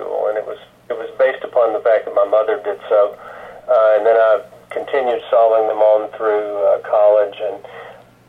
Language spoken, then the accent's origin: English; Greenville, Mississippi, United States; now in Little Rock, Arkansas, United States; I grew up in Greenville, Mississippi, with families named Abide.